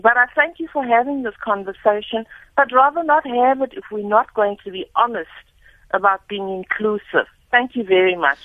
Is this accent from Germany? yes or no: no; South Africa; I am a South African